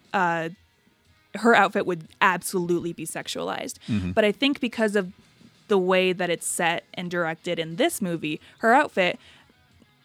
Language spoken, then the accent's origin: English; United States; as an American